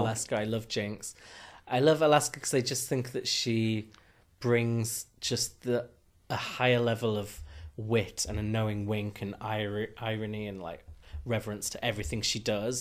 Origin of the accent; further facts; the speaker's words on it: Huddersfield, Yorkshire and the Humber, United Kingdom; moved away; we're both from Huddersfield